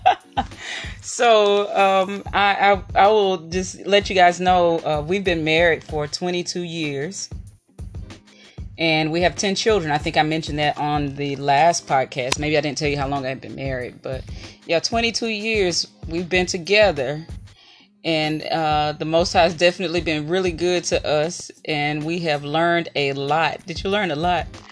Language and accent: English; Mississippi, United States; I was raised in Mississippi